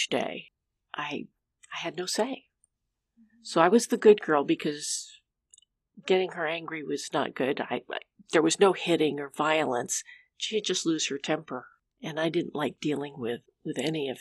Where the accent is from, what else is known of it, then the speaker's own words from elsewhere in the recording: California, United States; moved away as an adult; also born or lived in Oregon; now in Amity, Oregon, United States; I grew up in California, and a few years ago we moved to Oregon